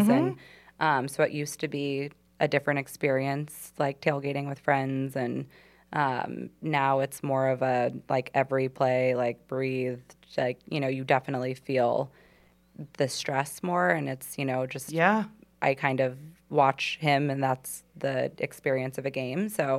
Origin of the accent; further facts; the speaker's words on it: Southern California, United States; now in Charlotte, United States; Growing up in Southern California